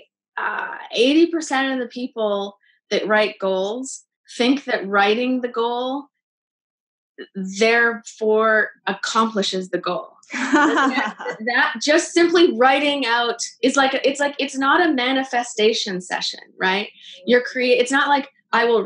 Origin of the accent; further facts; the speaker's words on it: Canada; now in Los Angeles, United States; I came down to Los Angeles. I'm Canadian